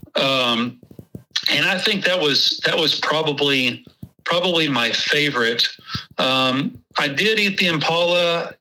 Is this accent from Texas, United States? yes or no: yes; Texas, United States; accent: Texas; my Texas accent